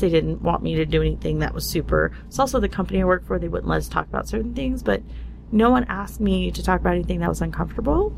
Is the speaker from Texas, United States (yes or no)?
yes; Dallas, Texas, United States; I grew up in Dallas, Texas and very repressed area